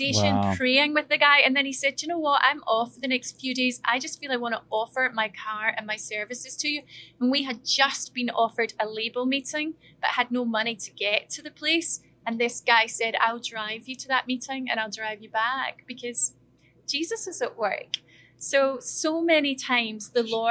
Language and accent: English; Scotland, United Kingdom; moved away as an adult; we're two Scots